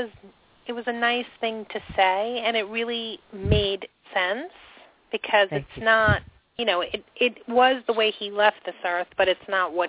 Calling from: New York, United States

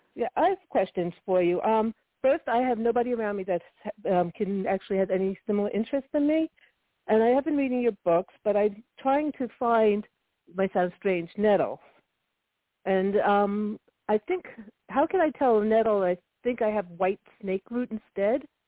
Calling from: New Jersey, United States; I'm calling from New Jersey, not too far from you.

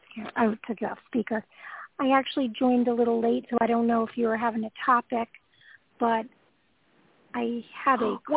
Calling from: Georgia, United States; I'm calling from Georgia.

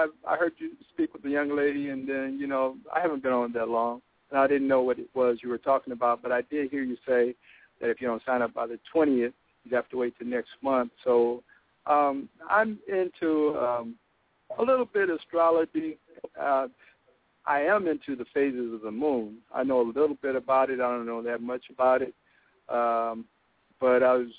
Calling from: Houston, Texas, United States; I'm calling from Houston, Texas.

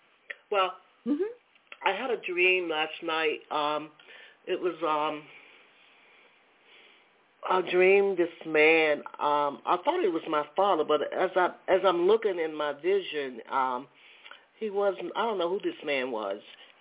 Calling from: Atlanta, Georgia, United States; I'm calling from Georgia, Atlanta area.

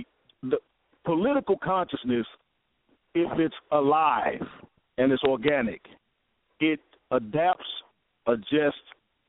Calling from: Michigan, United States; I'm calling from Michigan.

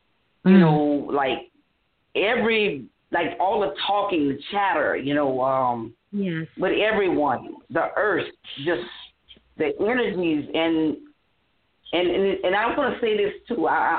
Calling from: Louisiana, United States; from Louisiana.

